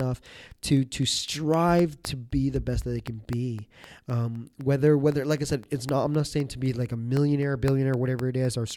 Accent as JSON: {"language": "English", "country": "Canada", "tie": "born or raised there", "said": "I was born in Canada"}